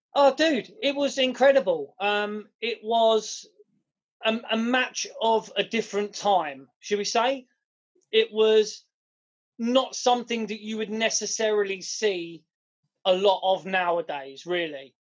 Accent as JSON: {"language": "English", "country": "United Kingdom", "said": "we're British"}